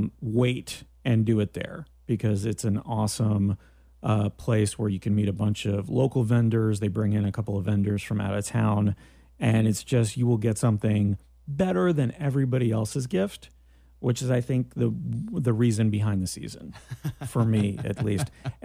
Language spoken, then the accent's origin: English; Canada; which is my other claim to fame, that I am Canadian, not mm-hmm. only Greek, but Canadian Greek.